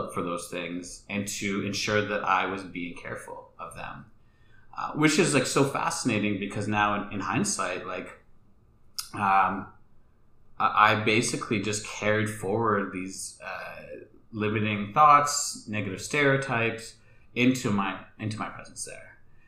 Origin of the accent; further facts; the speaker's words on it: Canada; born there; my ancestors are from India, and they're also from Tanzania, and I was born in Canada